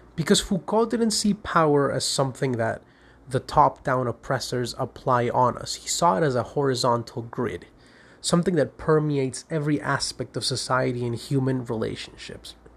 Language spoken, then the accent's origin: English; Caracas, Capital District, Venezuela; I'm a lawyer from Caracas, Venezuela